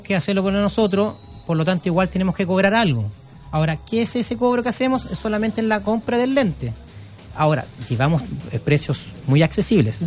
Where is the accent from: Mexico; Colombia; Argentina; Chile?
Chile; como buen chileno